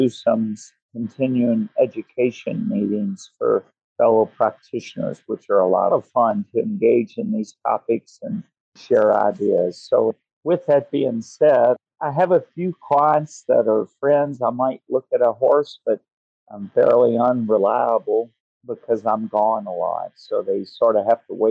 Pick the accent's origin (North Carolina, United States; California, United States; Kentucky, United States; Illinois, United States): Kentucky, United States; Louisville; also born or lived in Alabama; I grew up in Kentucky, spent most of my boyhood years near Louisville, Kentucky